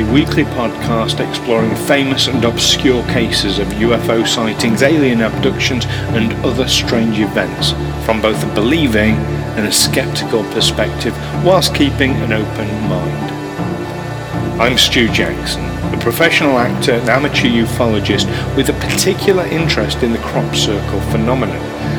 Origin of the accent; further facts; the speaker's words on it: Yorkshire and the Humber, United Kingdom; accent: Yorkshire; So now I've got the softest of soft Yorkshire accents. I was never able to lose it completely. When I get drunk, it comes out.